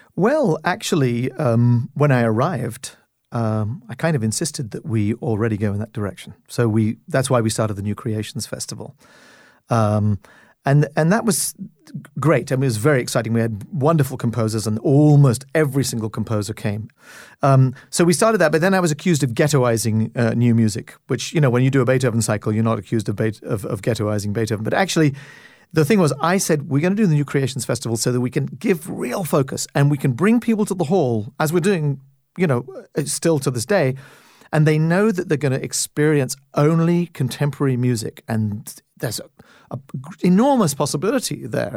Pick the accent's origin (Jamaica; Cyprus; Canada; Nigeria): Canada; as a Canadian